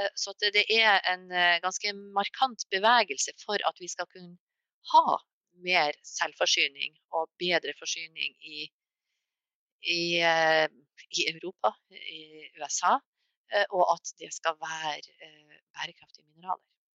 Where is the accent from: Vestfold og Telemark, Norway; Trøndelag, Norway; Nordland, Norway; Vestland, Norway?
Nordland, Norway; Mo i Rana; Jeg kommer selv fra Mo i Rana